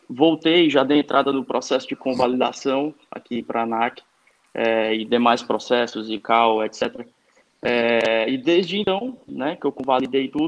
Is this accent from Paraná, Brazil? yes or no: no; Parnaíba, Piauí, Brazil; also born or lived in Florida, United States / Texas, United States; now in Fortaleza, Brazil; Eu moro em Fortaleza, mas sou piauiense. Mas eu sou Olha. da parte boa do Piauí, sou do litoral de Parnaíba.